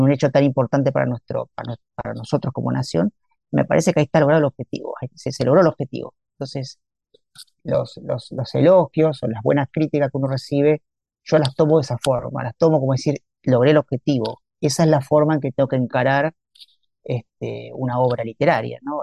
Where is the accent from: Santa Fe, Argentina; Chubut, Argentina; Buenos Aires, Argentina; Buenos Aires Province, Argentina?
Santa Fe, Argentina; moved away as an adult; now in Campana, Argentina; Santa Fe, mi ciudad natal